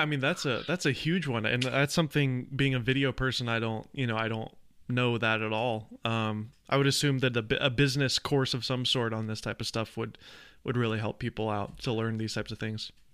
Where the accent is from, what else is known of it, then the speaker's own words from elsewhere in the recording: Nashville, Tennessee, United States; I grew up in the South. I'm from, uh, Nashville, Tennessee